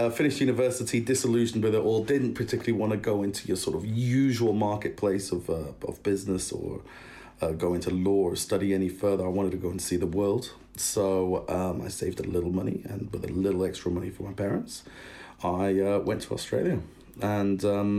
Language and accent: English; Germany; also born or lived in United Kingdom; Both my parents are British. They are cool parents. They're very, very supportive and very, very cool. But they both met in Germany. Hence, I was brought up in Germany.